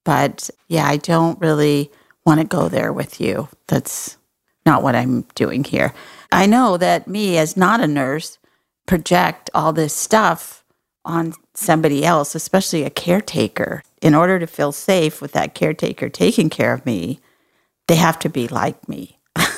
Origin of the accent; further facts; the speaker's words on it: Texas, United States; I'm from Texas